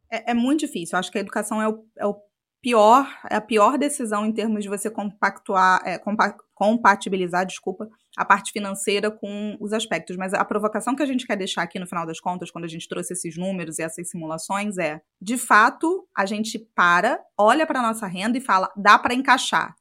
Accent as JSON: {"language": "Portuguese", "town": "Macaé", "region": "Rio de Janeiro", "country": "Brazil", "tie": "born or raised there", "moved": "as an adult", "said": "nasci em Macaé, passei minha vida inteira lá até fazer o intercâmbio"}